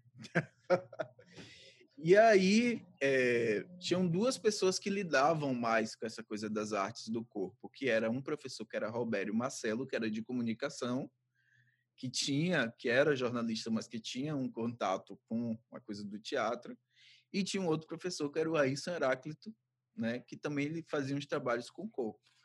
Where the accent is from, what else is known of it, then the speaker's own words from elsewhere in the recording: Santo Antônio de Jesus, Bahia, Brazil; now in Salvador, Brazil; Sou de Santo Antônio de Jesus, na Bahia, moro atualmente aqui em Salvador